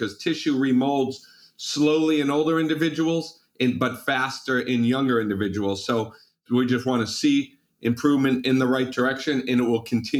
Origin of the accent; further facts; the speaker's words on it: Malden, Massachusetts, United States; I can still remember when I was 6 years old, I grew up in Malden, Massachusetts. And that was on a busy city street, cars going by.